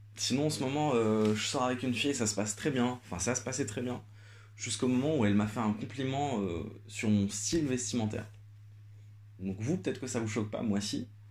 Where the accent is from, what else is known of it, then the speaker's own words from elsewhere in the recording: Algeria; now in Paris, France; moi je suis algérien, j'ai grandi en Algérie